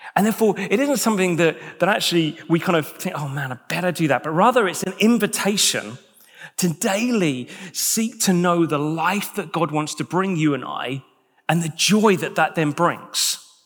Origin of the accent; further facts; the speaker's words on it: United Kingdom; as British individuals